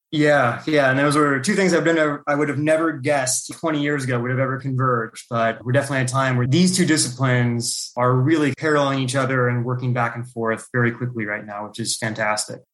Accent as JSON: {"language": "English", "area": "Calaveras County", "region": "California", "country": "United States", "tie": "born or raised there", "also_born_or_lived": "Klamath Falls, Oregon", "said": "I grew up in Klamath Falls, Oregon, which is just at the California Oregon border. And so it's a pretty rural portion of Oregon. And so it's pretty much surrounded by forests. But then around first grade, we moved down to Calaveras County in California"}